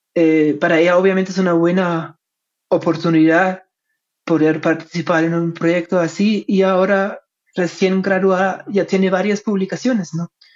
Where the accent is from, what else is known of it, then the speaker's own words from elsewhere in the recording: Germany; Spanish is a second language; moved away; como soy alemán, mi español no es perfecto